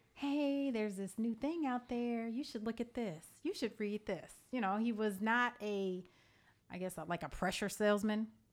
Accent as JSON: {"language": "English", "town": "Evanston", "region": "Illinois", "country": "United States", "also_born_or_lived": "Georgia", "moved": "yes", "lives_now": "McDonough, Georgia, United States", "said": "we are from Evanston, Illinois, which is the north shore of Chicago"}